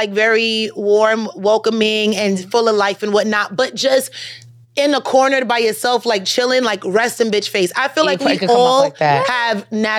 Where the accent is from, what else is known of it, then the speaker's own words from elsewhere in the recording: New York City, New York, United States; I'm a New York girl.